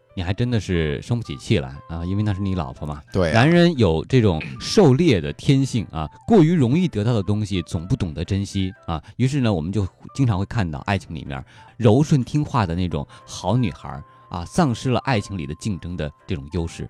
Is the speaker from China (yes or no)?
yes; China; 我英文不好，我，你像我中国人不会说英文